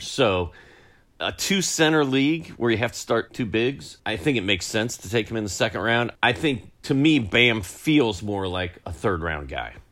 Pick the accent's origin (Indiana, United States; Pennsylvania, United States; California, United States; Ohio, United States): Indiana, United States; Indianapolis; I, I grew up in Indy, and uh, Cincinnati was our closest team